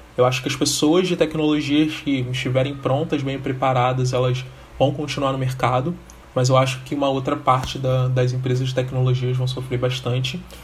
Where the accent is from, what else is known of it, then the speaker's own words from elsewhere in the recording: Rio de Janeiro, Brazil; sou nascido e criado no Rio de Janeiro, mais precisamente em Realengo, comunidade da Coab de Realengo